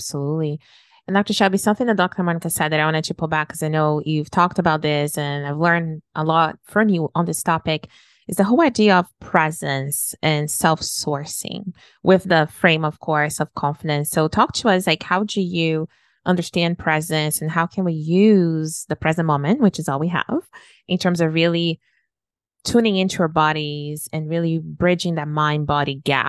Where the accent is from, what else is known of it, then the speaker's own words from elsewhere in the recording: Brazil; moved away as an adult; my external set of beauty changed when I moved from Brazil here in my early 20s, that what was beautiful there was not beautiful here.